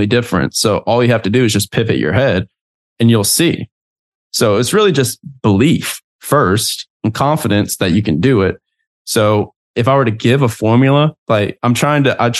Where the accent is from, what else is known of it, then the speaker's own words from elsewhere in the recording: Southern United States, United States; moved away; a kid that was raised up in the country in the Southern United States